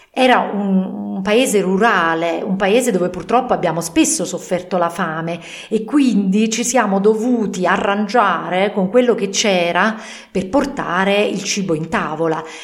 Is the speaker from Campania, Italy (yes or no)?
yes; Naples, Campania, Italy; now in northern Italy; io che sono originaria di Napoli adesso vivo al nord